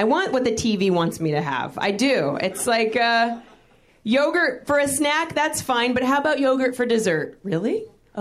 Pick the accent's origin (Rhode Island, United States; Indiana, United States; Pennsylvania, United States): Indiana, United States; now in New York, United States; growing up in Indiana